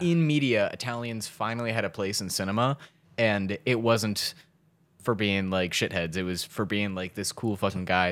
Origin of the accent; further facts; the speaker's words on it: Baltimore, Maryland, United States; we're from Baltimore